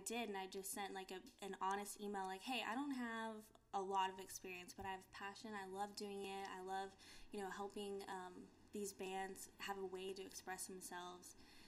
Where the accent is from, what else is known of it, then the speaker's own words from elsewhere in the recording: California, United States; also born or lived in Churchill, Tennessee / Arizona / Austin / Houston; I'm from California, then my mom moved here, and then I moved to Tennessee, then Arizona, then Austin, and now here.